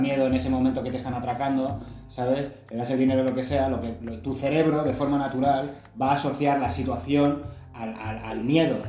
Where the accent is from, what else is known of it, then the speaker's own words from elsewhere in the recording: Spain; soy de España